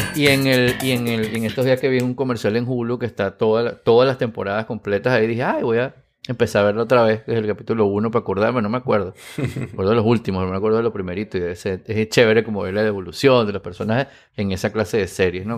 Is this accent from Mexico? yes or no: no; Venezuela